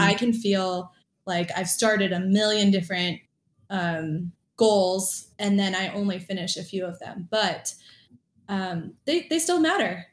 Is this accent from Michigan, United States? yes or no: yes; Michigan, United States; also born or lived in Hawaii; now in Orlando, United States; I grew up in Hawaii as a kid, and when I was about 10, moved to Michigan